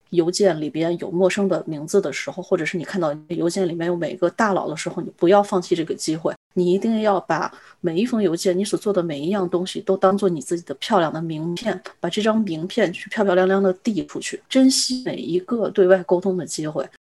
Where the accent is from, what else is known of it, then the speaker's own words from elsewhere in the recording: China; also born or lived in Europe; 我们中国人最大的优点是什么？是愿意出狠劲干